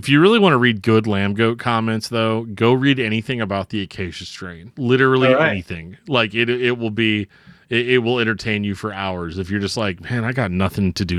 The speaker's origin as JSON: {"language": "English", "region": "Midwest", "country": "United States", "said": "I'm from the Midwest"}